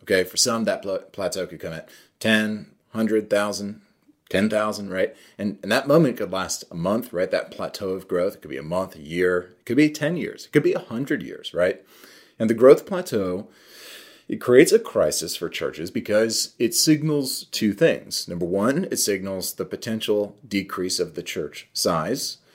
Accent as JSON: {"language": "English", "region": "New York", "country": "United States", "said": "I'm from New York"}